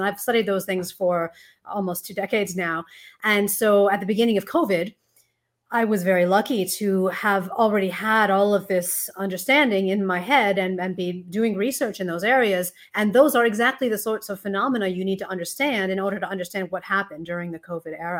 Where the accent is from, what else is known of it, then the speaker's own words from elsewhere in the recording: United States; now in Australia; you may hear from the accent that I am not born and raised in Australia, although I am a naturalized citizen. But I was born in the US